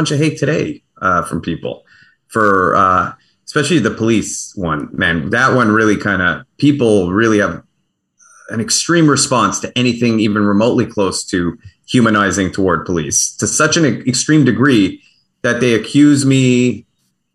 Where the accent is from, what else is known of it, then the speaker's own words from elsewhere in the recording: Baltimore, Maryland, United States; also born or lived in Canada; I was born in Johns Hopkins, in Baltimore